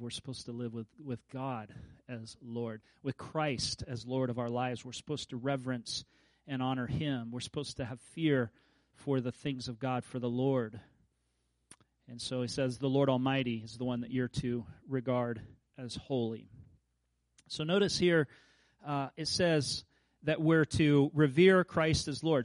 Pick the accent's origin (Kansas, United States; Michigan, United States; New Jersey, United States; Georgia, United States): Kansas, United States; I grew up in Kansas